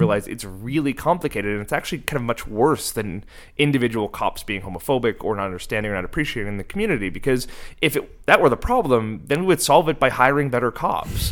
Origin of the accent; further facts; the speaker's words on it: Cape Breton, Nova Scotia, Canada; moved away; I grew up in Cape Breton on the East Coast, and there was no queer community there